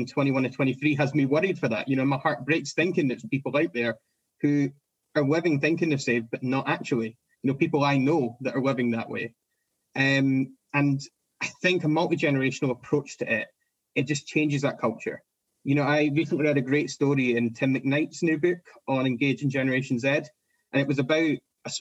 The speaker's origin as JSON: {"language": "English", "country": "United Kingdom", "said": "as British people"}